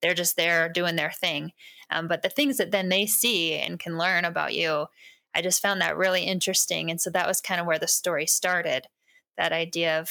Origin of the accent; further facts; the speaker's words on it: Western Washington, United States; moved away as an adult; now in Montana, United States; I grew up in Western Washington on a farm, but I've lived here for over 20 years, so I feel like I'm from here now